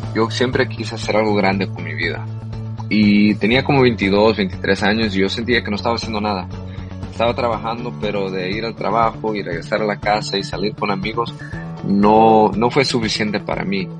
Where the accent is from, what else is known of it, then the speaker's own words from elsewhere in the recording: Los Angeles, California, United States; also born or lived in El Salvador; aquí en East LA, donde yo nací también